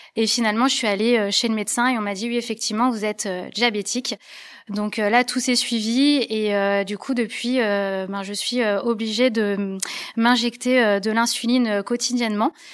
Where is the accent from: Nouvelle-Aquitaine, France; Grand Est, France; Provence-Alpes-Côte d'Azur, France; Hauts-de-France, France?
Grand Est, France; Lorraine; now in Lyon, France; je suis originaire de Lorraine, le pays où il fait un petit peu froid